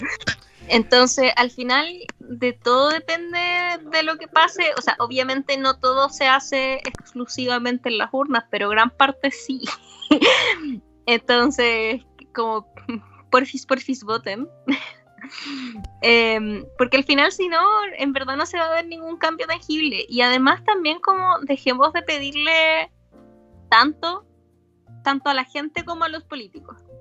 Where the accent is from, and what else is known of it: Chile